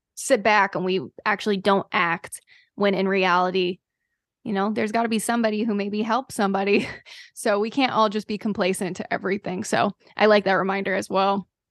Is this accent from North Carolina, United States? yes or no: yes; North Carolina, United States; I am from North Carolina